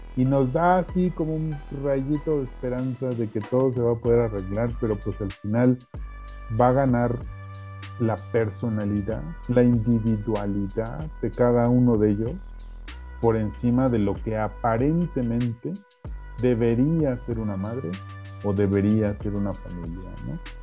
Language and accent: Spanish; Mexico; como mexicanos